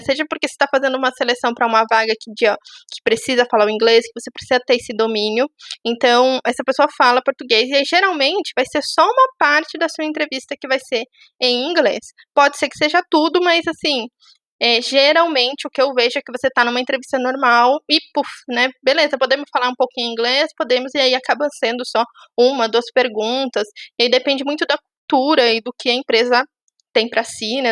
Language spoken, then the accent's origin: Portuguese; Itu, interior of São Paulo, Brazil; moved away as an adult; now in São Paulo, Brazil; moro em São Paulo, sou de Tu, uma cidade do interior de São Paulo.